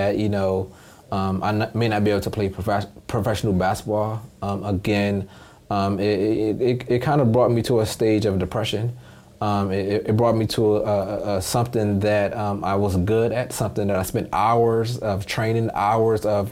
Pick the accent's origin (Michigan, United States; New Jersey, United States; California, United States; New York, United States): Michigan, United States; Detroit; also born or lived in Hartford, Connecticut; I spent most of my childhood in Detroit, Michigan